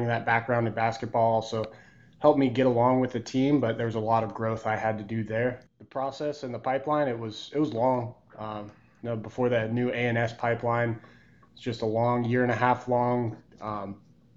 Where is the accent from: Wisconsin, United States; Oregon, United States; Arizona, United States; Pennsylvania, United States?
Arizona, United States; Flagstaff; I grew up in Flagstaff, Arizona, born and raised there